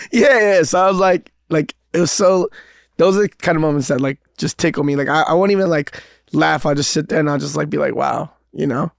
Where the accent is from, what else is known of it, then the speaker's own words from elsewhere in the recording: New York City, New York, United States; growing up in Queens